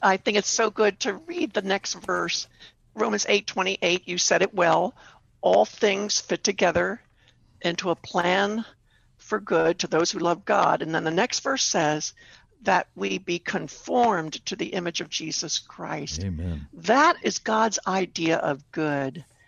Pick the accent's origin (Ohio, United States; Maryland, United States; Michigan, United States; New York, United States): Maryland, United States; Baltimore; I lived, I grew up in Baltimore, did my rehabilitation there